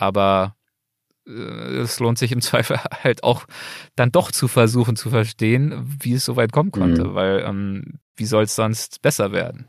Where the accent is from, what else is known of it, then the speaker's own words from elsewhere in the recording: Berlin, Germany; now in Los Angeles, United States; Berlin ist der Ort, an dem ich aufgewachsen bin